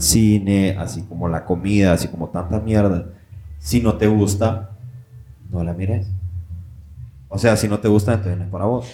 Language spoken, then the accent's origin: Spanish; Honduras; moved away; nosotros como hondureños